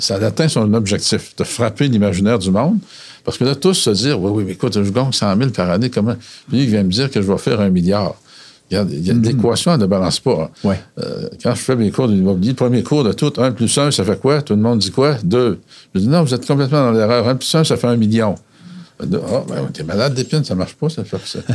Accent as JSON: {"language": "French", "region": "Quebec City region", "country": "Canada", "said": "Je viens de la région de Québec."}